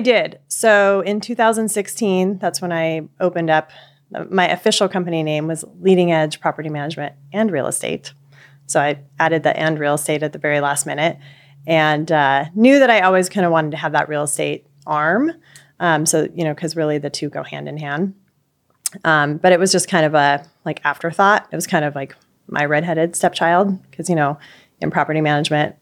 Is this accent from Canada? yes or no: no; Pacific Northwest, United States; I am from Pacific Pacific Northwest